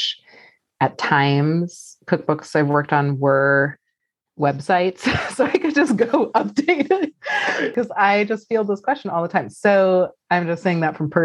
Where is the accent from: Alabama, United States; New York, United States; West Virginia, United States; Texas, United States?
New York, United States; New York City; I grew up in New York City